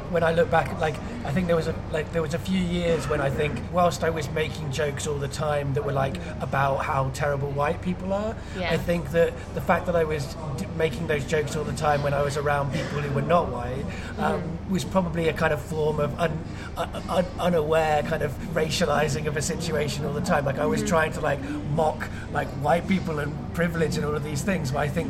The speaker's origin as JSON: {"language": "English", "town": "Cardiff", "region": "Wales", "country": "United Kingdom", "tie": "born or raised there", "said": "I mean, I grew up in Cardiff, and it's a multicultural city."}